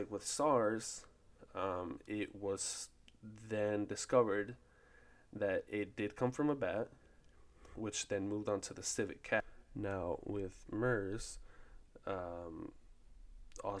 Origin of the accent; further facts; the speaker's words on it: Fort Worth, Texas, United States; I am from Fort Worth, Texas